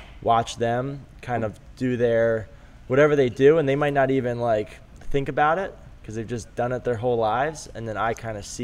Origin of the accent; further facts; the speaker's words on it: Maryland, United States; I grew up in Maryland, and like everyone in Maryland is diehard Terps and hates Duke